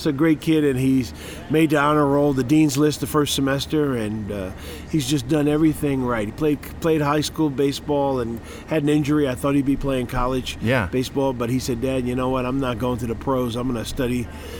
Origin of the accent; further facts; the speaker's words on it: Montclair, New Jersey, United States; moved away as an adult; now in Atlanta, United States; I grew up in New Jersey.